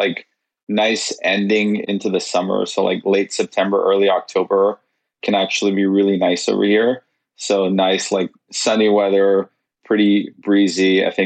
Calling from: Toronto, Ontario, Canada; I'm in Toronto, Canada.

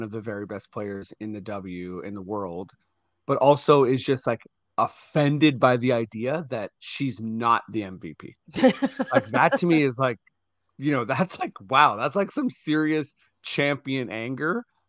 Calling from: Hastings, Ontario, Canada; I'm coming from the cottage. I'm coming from Hastings, Ontario, which I know nothing about, but it's near a big lake, Rice Lake.

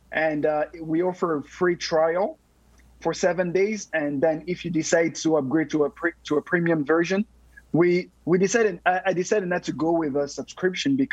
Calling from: San Antonio, Texas, United States; Oh, San Antonio, Texas.

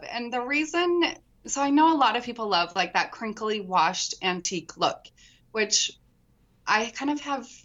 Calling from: Utah, United States; I'm in Utah, southern Utah.

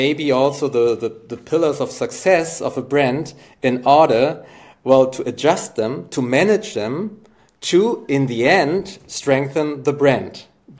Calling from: Hamburg, Germany; I'm here from Hamburg in Germany

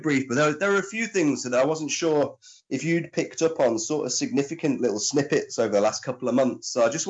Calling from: Nottingham, East Midlands, United Kingdom; I'm in Nottingham, mate.

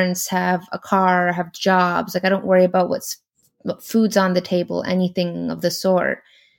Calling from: Los Angeles, California, United States; I'm calling from Los Angeles, California.

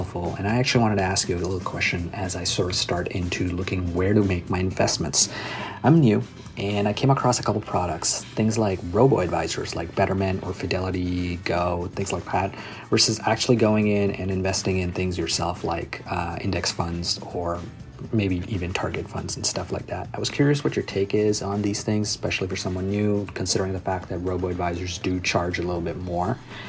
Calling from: Toronto, Ontario, Canada; I'm actually calling from Toronto, Canada.

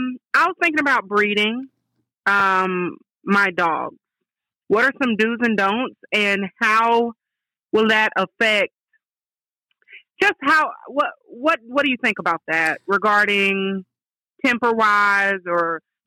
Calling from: Columbus, Georgia, United States; I'm calling from Columbus, Georgia.

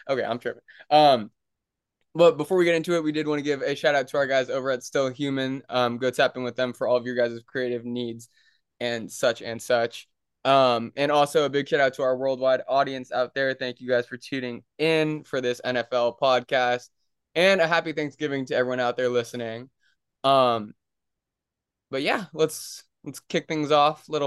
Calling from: New Jersey, United States; Yeah, and I'm live from New Jersey with my little cousin Lolo.

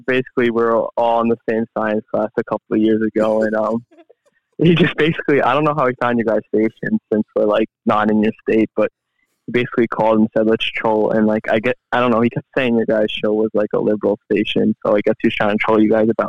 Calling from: New York, United States; Oh, I'm calling from New York.

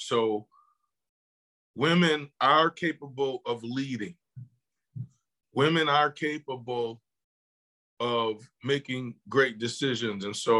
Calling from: Buffalo, New York, United States; I am calling from Buffalo, New York.

